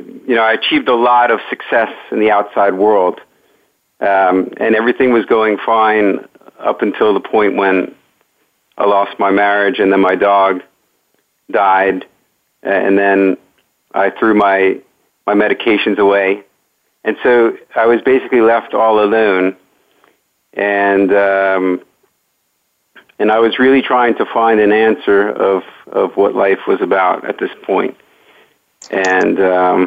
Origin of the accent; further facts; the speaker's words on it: Great Neck, New York, United States; I grew up in Great Neck, New York